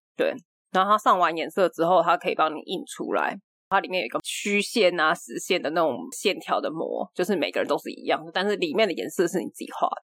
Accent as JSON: {"language": "Chinese", "region": "Taipei", "country": "Taiwan", "tie": "born or raised there", "said": "我小时候住在台北的时候"}